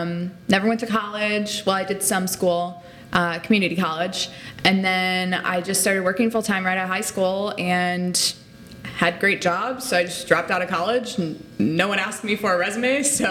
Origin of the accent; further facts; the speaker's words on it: Illinois, United States; accent: Chicago; So I grew up outside of Chicago. I've lost the accent quite a bit. It's still there sometimes.